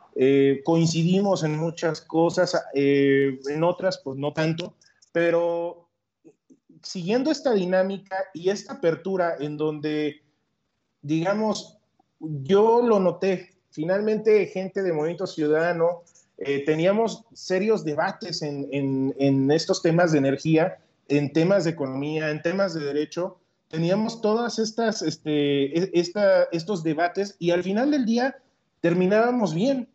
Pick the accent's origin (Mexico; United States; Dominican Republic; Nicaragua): Mexico